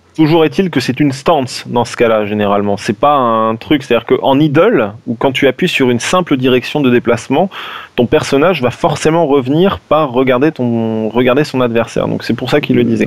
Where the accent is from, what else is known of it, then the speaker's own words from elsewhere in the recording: France; on est des Français